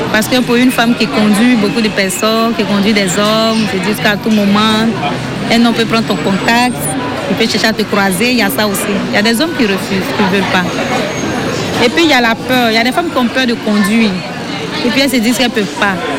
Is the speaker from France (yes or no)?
no; eastern Côte d'Ivoire, Côte d’Ivoire; Je viens de l'Est, l'Est de la Côte d'Ivoire